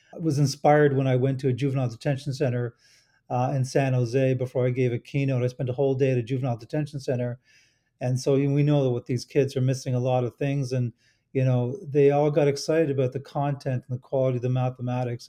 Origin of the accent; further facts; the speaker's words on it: Toronto, Ontario, Canada; in Toronto, my hometown